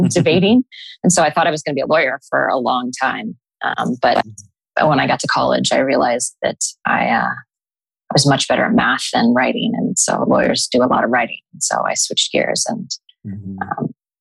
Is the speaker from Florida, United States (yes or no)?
no; Columbus, Ohio, United States; I was born and raised in Columbus, Ohio.